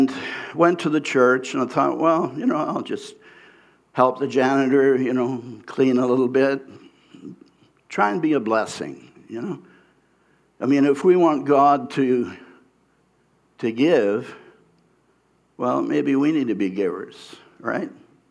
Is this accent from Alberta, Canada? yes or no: no; Abbotsford, British Columbia, Canada; I was from the Abbotsford area